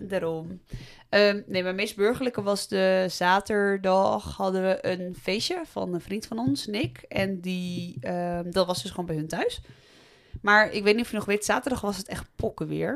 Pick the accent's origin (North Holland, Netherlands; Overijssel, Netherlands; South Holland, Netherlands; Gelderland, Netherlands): Gelderland, Netherlands; Voorthuizen; moved away as an adult; now in Nijmegen, Netherlands; ik kom uit uh, Voorthuizen, wat veel verder ligt van Nijmegen